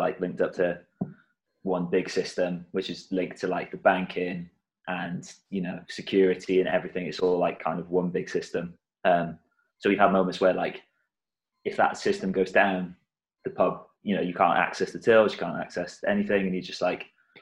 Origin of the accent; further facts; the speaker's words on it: South Wales, United Kingdom; now in Birmingham, United Kingdom; I grew up in South Wales, but I live in Birmingham now